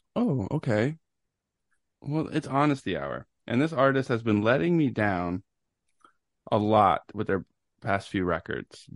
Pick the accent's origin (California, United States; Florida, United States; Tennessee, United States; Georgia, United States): Tennessee, United States; Knoxville; I was born in Knoxville, Tennessee, September nineteenth, nineteen eighty-nine